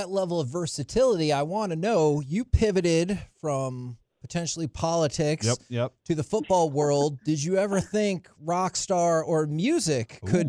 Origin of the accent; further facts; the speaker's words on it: Texas, United States; a lot of us grew up and we're born and raised in the Metroplex